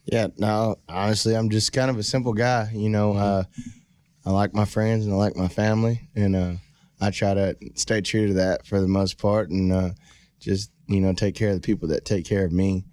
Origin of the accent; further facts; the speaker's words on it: Rockdale, Texas, United States; also born or lived in Baytown, Texas; I'm originally from a small town called Rockdale, Texas